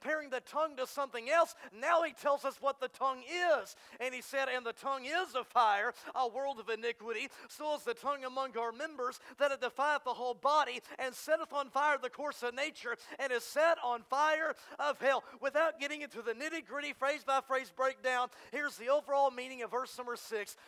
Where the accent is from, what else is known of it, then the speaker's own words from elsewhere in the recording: Texas, United States; now in Arkansas, United States; I'm from Texas